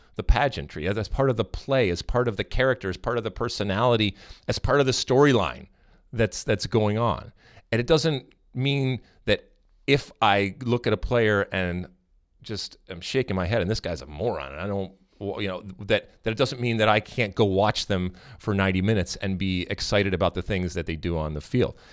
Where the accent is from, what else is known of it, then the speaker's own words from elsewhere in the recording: United States; we as American soccer fans